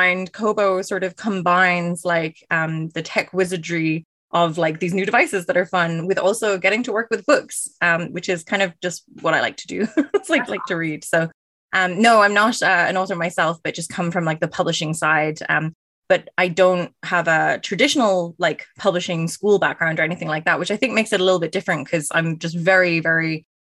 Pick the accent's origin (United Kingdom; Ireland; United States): Ireland; now in Canada; And I am originally from Ireland, which is why the accent is a little bit all over the place, but I've been in Canada now for almost 10 years.